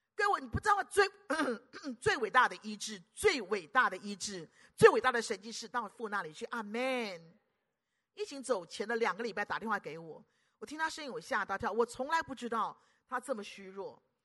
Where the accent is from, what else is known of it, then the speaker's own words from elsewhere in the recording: Taiwan; 我是，我是台湾本土的